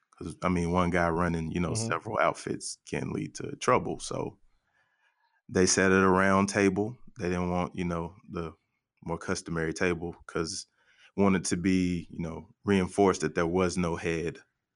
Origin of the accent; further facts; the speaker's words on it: Arkansas, United States; born there; I was born in Southern Arkansas. I was born in Southern Arkansas. My R at the end doesn't roll the right way, so you have to forgive me.